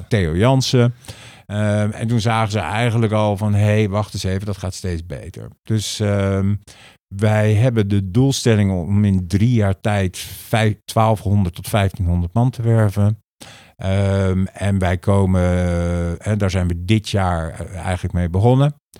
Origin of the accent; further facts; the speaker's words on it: The Hague, South Holland, Netherlands; ik ben van origine Hagenees